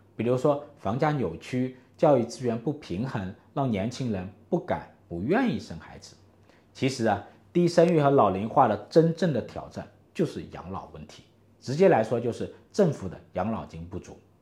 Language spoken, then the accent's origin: Chinese; China; 我们中国人